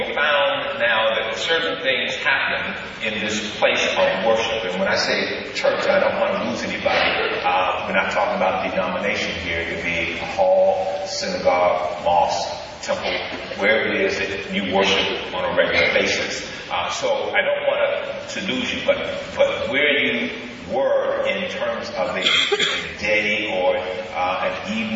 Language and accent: English; Birmingham, Alabama, United States; moved away; also born or lived in Columbus, Ohio; I was raised in Birmingham, Alabama